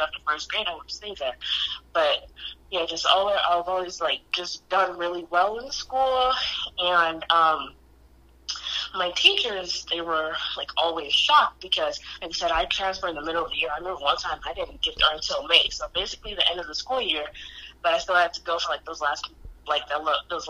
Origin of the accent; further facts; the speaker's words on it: Detroit, Michigan, United States; also born or lived in Taylor, Michigan; I'm born and raised in Detroit, but I've kind of lived all over southeastern Michigan.